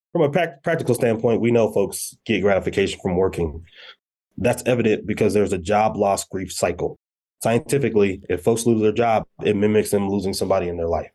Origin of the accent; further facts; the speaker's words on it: Colorado Springs, Colorado, United States; originally from Colorado Springs, Colorado. Uh, grew up, uh, in Colorado Springs